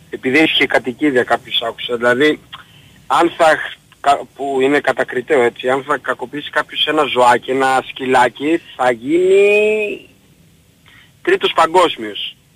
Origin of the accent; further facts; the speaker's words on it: Greece; Εγώ λοιπόν είμαι Έλληνας πολίτης, πραγματικά όντως δηλώνω